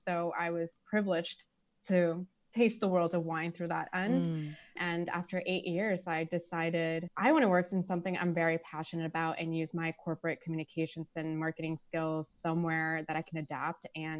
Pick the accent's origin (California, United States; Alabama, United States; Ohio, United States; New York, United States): New York, United States; moved away as an adult; now in Washington, D.C., United States; I grew up in New York and moved to DC as of last year.